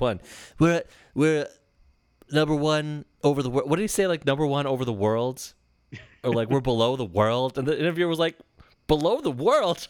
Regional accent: Michigan, United States; we're from Michigan

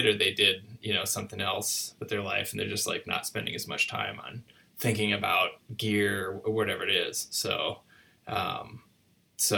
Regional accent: Iowa, United States; I grew up in Iowa

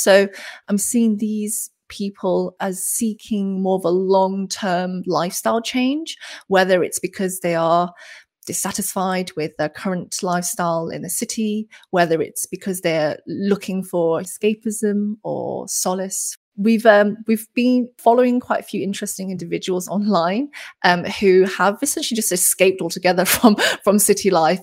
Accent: China; now in United Kingdom; I spent some of my former years growing up in the Chinese countryside before moving to the big city and then moving to the UK

